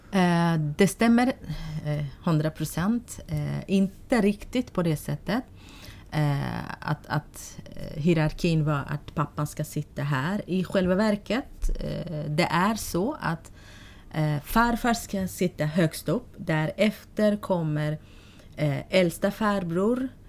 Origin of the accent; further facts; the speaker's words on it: Sulaymaniyah, Iraqi Kurdistan, Kurdistan Region, Iraq; Swedish is a second language; moved away as an adult; now in Sweden; jag är född i ett område i Sulaymaniyah län.